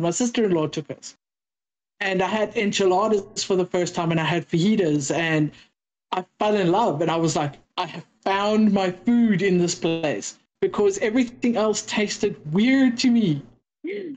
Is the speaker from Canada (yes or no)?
no; South Africa; now in United States; I'm a South African. I am South African. I don't talk like an American.